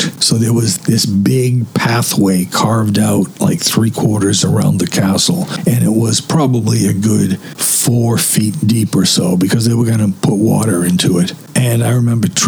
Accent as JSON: {"language": "English", "town": "Wakefield", "region": "Massachusetts", "country": "United States", "tie": "born or raised there"}